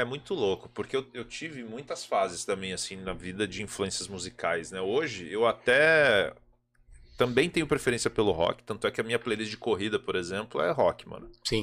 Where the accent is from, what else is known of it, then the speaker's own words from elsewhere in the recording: interior of Minas Gerais, Brazil; sou do interior de Minas, minha família é sertaneja pra caralho